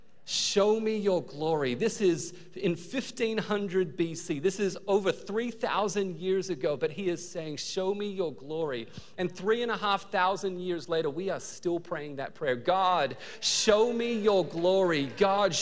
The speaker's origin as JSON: {"language": "English", "country": "Australia", "tie": "born or raised there", "also_born_or_lived": "New Zealand", "moved": "yes", "lives_now": "United States", "said": "I was born in New Zealand. I grew up in Australia."}